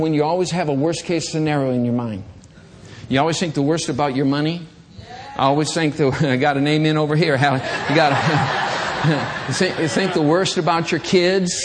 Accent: Michigan, United States; I was a kid growing up in Michigan

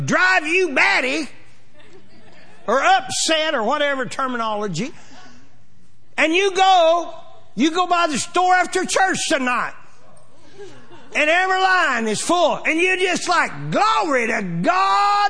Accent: Pawnee, Oklahoma, United States; we're from Pawnee, Oklahoma.

